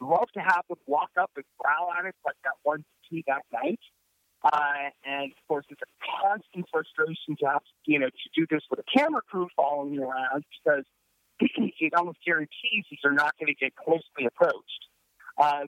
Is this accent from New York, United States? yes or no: no; Southern California, United States; moved away; also born or lived in Ohio; I'm originally from Southern California, but I lived in Ohio for 4 years